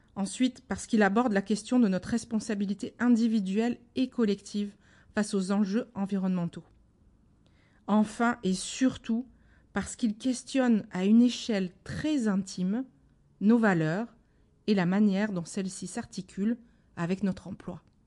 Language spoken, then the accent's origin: French; Marseille, Provence-Alpes-Côte d'Azur, France; je suis marseillaise